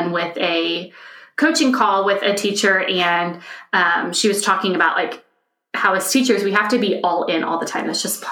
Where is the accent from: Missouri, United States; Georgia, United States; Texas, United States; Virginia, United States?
Texas, United States; moved away as an adult; now in Germany; I'm originally from Texas